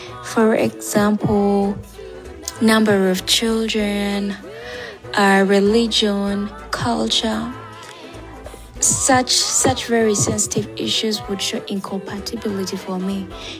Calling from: Uganda; Hi, ladies. I'm listening in from Uganda.

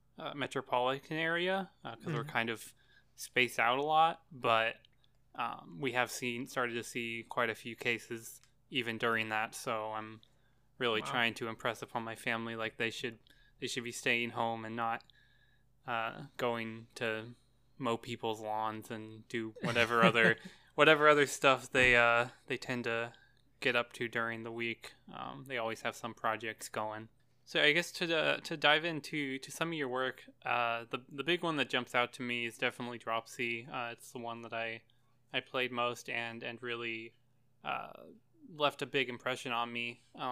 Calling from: Tennessee, United States; I'm in Tennessee.

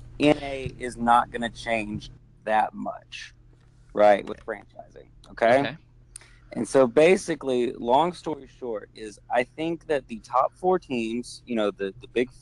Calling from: Alabama, United States

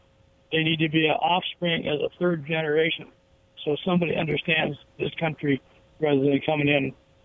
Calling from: Richland, Washington, United States; I'm down here in Richland.

